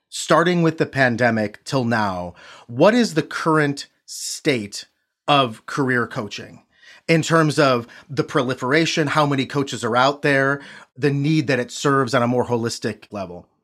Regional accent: Midwest, United States; I'm from the Midwest

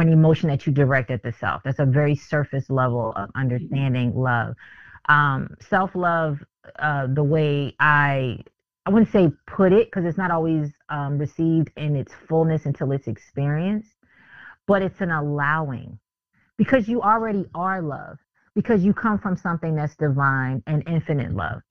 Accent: Philadelphia, Pennsylvania, United States; moved away; I'm from Philly originally.

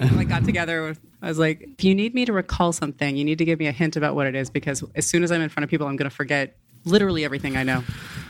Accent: Portland, Oregon, United States; also born or lived in Beaverton, Oregon; I grew up in Portland

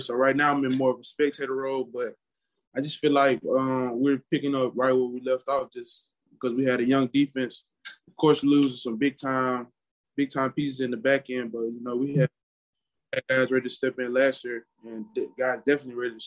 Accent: Memphis, Tennessee, United States; also born or lived in Olive Branch, Mississippi; I grew up in the Memphis area, Memphis and then Olive Branch

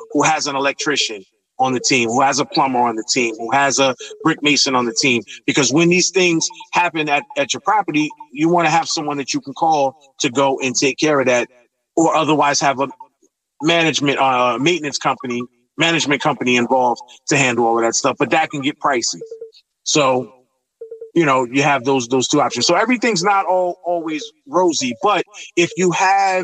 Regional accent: East Orange, New Jersey, United States; I grew up in East Orange in North New Jersey

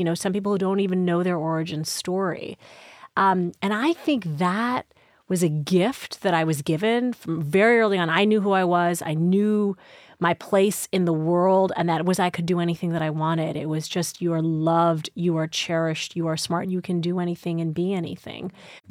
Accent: Midwest, United States; born there; whether it was also I was born in the Midwest, whether it was also I wanted to be a journalist

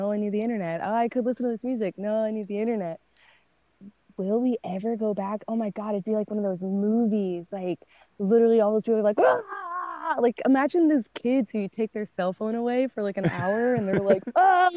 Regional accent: Charlotte, North Carolina, United States; moved away as an adult; now in Florida, United States; I was born and raised in Charlotte

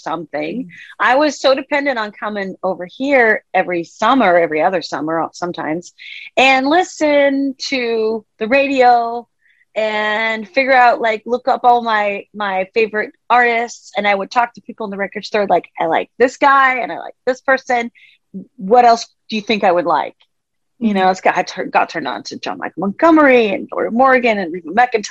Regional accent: Denmark; moved away as an adult; also born or lived in Washington State, United States / Nashville, United States; now in Washington, United States; I grew up in Denmark in Europe, and I moved here 10 years ago, here being the United States. I'm in Washington State right now

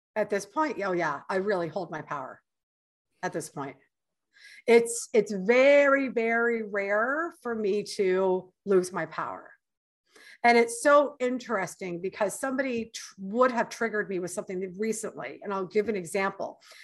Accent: Canada; moved away as an adult; now in United States; I'm Canadian and I've already lived in your country for seven years

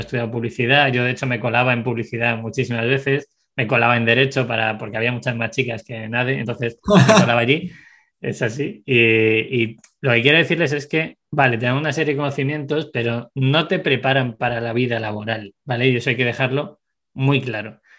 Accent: Segovia, Castile and León, Spain; moved away; also born or lived in Madrid; nací en Segovia, eh, luego me fui a Madrid, he vivido en varias partes del mundo

